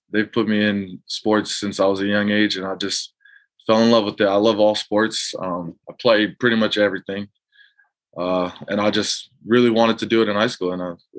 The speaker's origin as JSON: {"language": "English", "region": "Hawaii", "country": "United States", "tie": "born or raised there", "moved": "yes", "lives_now": "San Diego, United States"}